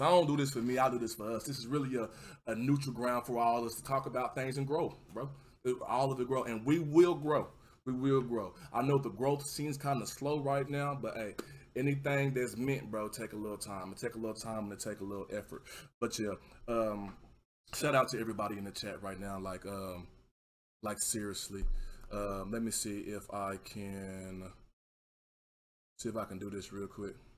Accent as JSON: {"language": "English", "region": "Texas", "country": "United States", "accent": "southern", "said": "I'm from Texas"}